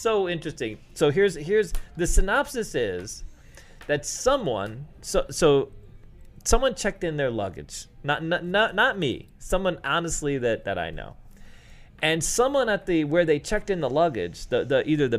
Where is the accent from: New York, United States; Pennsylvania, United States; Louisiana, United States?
New York, United States; New York City; When I was a kid, I grew up in New York City.